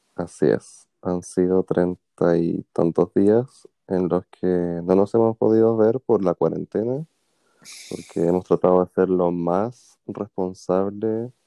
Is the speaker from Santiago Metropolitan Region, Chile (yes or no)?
yes; Puente Alto, Santiago Metropolitan Region, Chile; me encantaba igual allá en Puente Alto, yo soy de Puente Alto